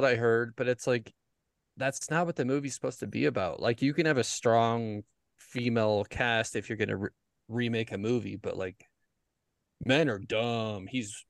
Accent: Idaho, United States; moved away; we grew up in Idaho, which was like, when I moved away, it was like 60% Hispanics

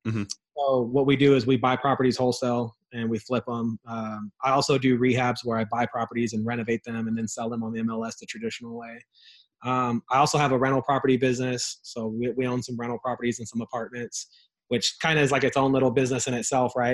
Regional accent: Ontario, California, United States; I grew up in Ontario, in a rough part of town in in Southern California.

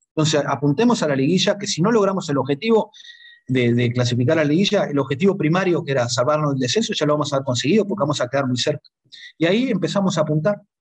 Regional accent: Uruguay; moved away as an adult; yo como uruguayo, acá el territorio es a nivel del mar, los uruguayos siempre sufrimos mucho con el tema de la altura

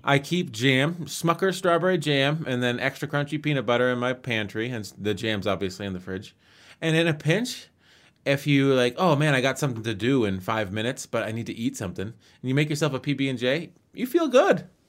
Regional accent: United States; being American

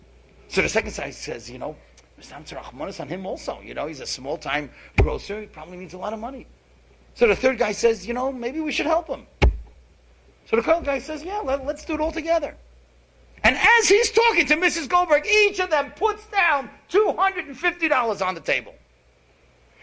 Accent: New York City, New York, United States; we grew up together in Kew Gardens

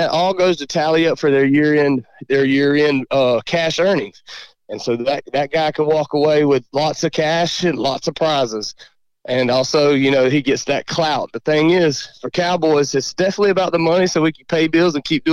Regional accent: South Georgia, United States; we are from South Georgia

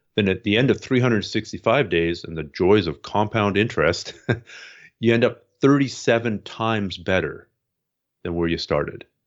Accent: Canada; I'm Canadian

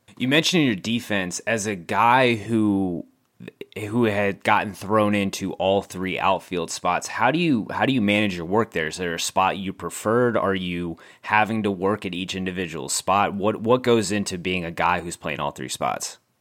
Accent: San Antonio, Texas, United States; San Antonio, which we've, we've documented on this podcast before, is my hometown

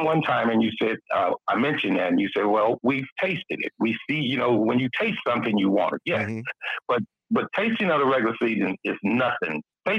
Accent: Gary, Indiana, United States; now in Dallas, United States; I'm reading from Gary, man. I'm down in Dallas now.

